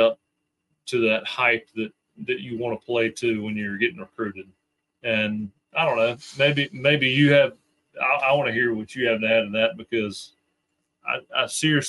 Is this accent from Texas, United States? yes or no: no; Alabama, United States; Hey, hey, I'm from South Alabama.